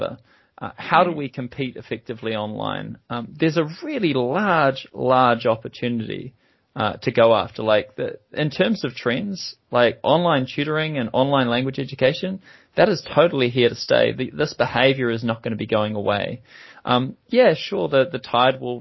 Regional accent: New Zealand; accent: Kiwi; now in London, United Kingdom; by my accent, you can tell that I'm also a Kiwi. So I'm a New Zealander based over here

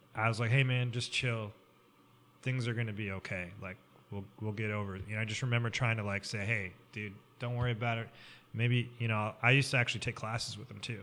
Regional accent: Columbia, Missouri, United States; I grew up in Columbia, so I went to Mizzou, University of Missouri

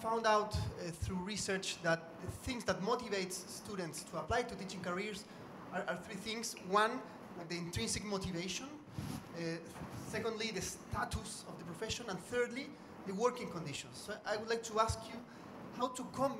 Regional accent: Chile; from Chile

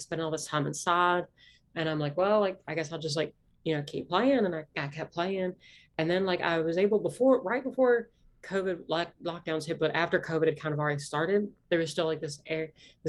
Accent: Appalachia, United States; accent: Appalachian; My accent is not that, deep South accent. It's an Appalachian accent.

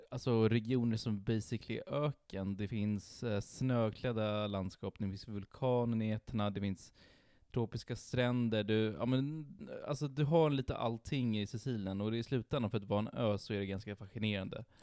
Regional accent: northern Italy, Italy; moved away; jag kommer från norra

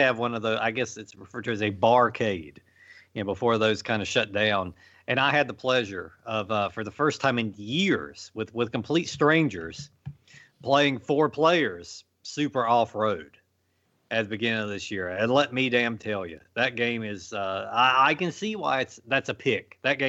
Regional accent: Virginia, United States; my arcade back when I was growing up in Virginia, it had next to each other.

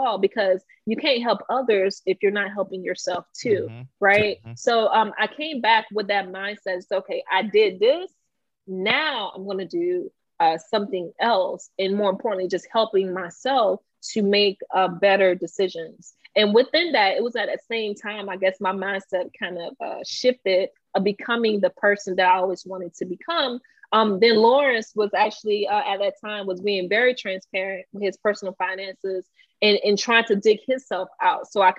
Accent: Haiti; also born or lived in Belgrade; us being Haitian, we're very passionate. But they call it grit. Growing up in Belgrade, being Haitian culturally, you know, that was already tough.

